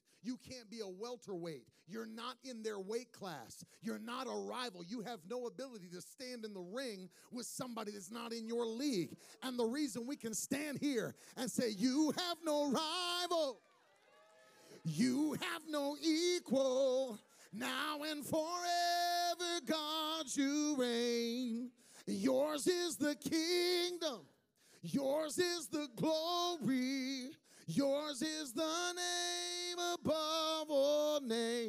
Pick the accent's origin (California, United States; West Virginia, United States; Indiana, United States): West Virginia, United States; I grew up in West Virginia